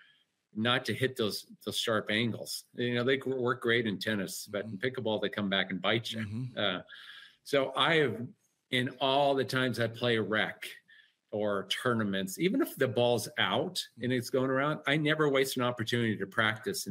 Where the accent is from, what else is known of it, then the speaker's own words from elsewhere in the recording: Eastern Washington, United States; Eastern Washington and rural towns I've been all my life. So grew up on an apple orchard, pear orchard